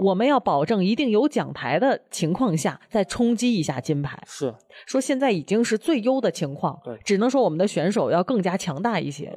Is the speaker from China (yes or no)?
yes; Beijing, China; 我们北京人